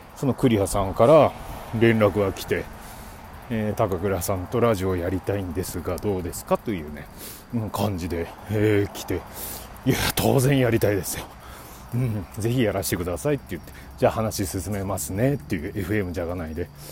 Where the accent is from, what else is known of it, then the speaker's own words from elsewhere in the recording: Obihiro, Hokkaido, Japan; moved away; 僕ね、え出身が北海道帯広市というとこなんですが